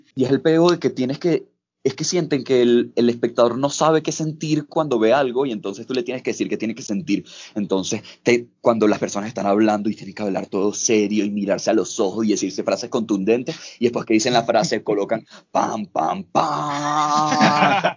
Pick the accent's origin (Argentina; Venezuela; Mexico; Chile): Venezuela; Caracas, Capital District; moved away as an adult; now in Bogotá, Colombia; soy de Caracas. Estoy viviendo ahorita en Bogotá